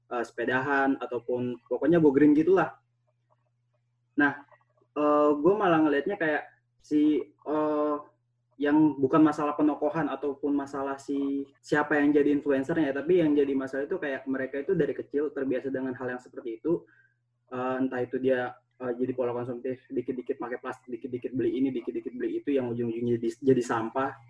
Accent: Makassar, South Sulawesi, Indonesia; Uh, kita ngambil contohnya dari kampung gue di Makassar.

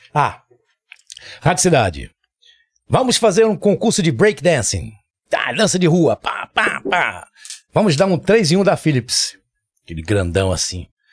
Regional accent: Pará, Brazil; now in Recife, Brazil; eu sou paraense

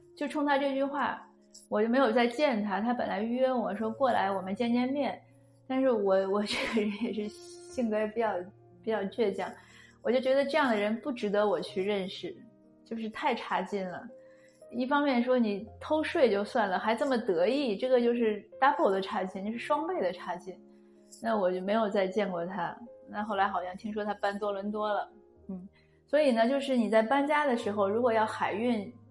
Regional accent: China; moved away; 我们中国人

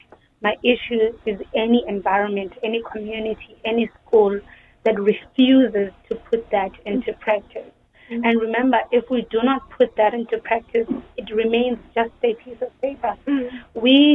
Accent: Eastern Cape, South Africa; I come from the Eastern Cape

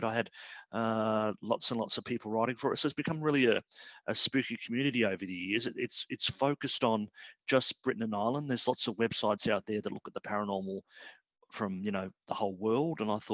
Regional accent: Australia; moved away as an adult; now in London, United Kingdom; I'm Australian, but my parents are British, and I came here to live in 2011

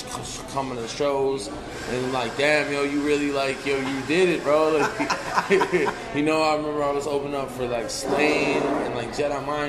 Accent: New Jersey, United States; born or raised there; also born or lived in Pittsburgh, Pennsylvania

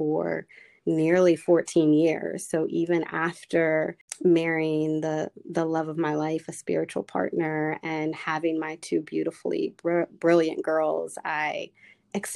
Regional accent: Charlotte, North Carolina, United States; now in Washington, DC, United States; I grew up in Charlotte, North Carolina, which is a pretty green town, but it is a southern town

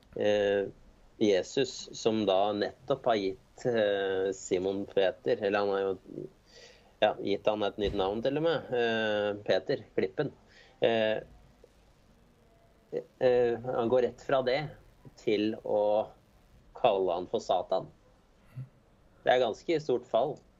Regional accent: Jessheim, Akershus, Norway; now in Hakadal, Norway; Jeg kommer fra Jessheim. Så det er på andre siden av Romeriksåsen, da.

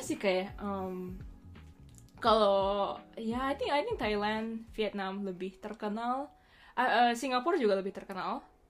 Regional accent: Bali, Indonesia; now in Japan; gue gue dari Bali kan um, Terus gue di Jepang uh, eh, yeah, I mean I've been living here

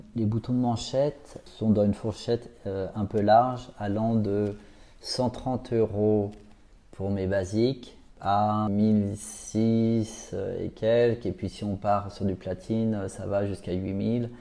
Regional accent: Paris, Île-de-France, France; En fait, moi, je suis un petit parisien

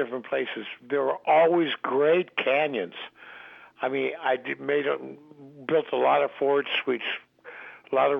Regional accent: San Diego, California, United States; moved away as an adult; also born or lived in Portsmouth, New Hampshire; I was raised there. I was born in Portsmouth, New Hampshire. Mm-hmm. But from 5 to 19, I was in San Diego

